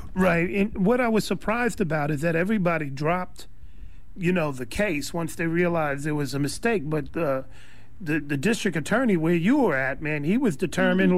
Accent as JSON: {"language": "English", "region": "New York", "country": "United States", "tie": "born or raised there", "moved": "yes", "lives_now": "California, United States", "said": "We grew up in New York with no music programs"}